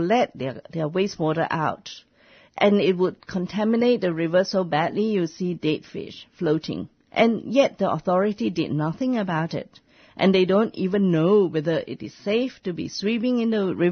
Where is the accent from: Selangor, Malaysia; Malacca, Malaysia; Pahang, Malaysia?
Pahang, Malaysia; near Kuantan; now in Australia; near the port of Kuantan, just near my hometown